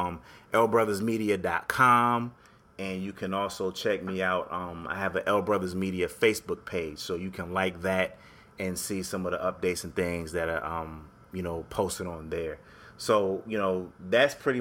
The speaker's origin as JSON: {"language": "English", "region": "Connecticut", "country": "United States", "moved": "yes", "said": "I'm from Connecticut originally, even though I'm not there anymore"}